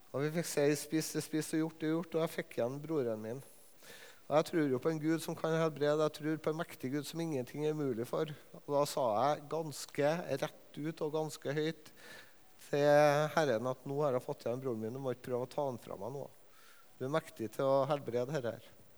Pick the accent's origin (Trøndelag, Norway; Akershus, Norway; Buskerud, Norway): Trøndelag, Norway; Levanger; på Levanger, der jeg er fra